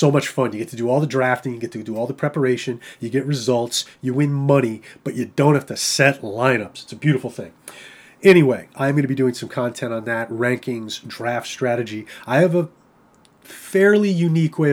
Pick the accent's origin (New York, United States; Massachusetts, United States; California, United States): New York, United States; I'm a New Yorker